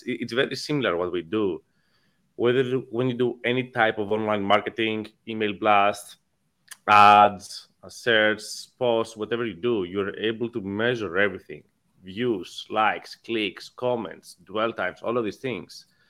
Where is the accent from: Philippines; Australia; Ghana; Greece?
Greece; moved away as an adult; now in United States; born and raised in Greece, came to the US in 2011.